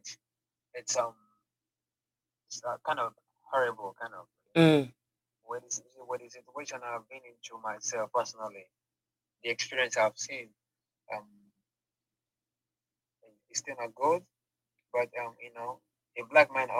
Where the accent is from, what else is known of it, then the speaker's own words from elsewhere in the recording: Igbo, Igboland, Nigeria; first language Igbo; English is a second language; moved away as an adult; now in Dubai, United Arab Emirates; I'm an Igbo boy.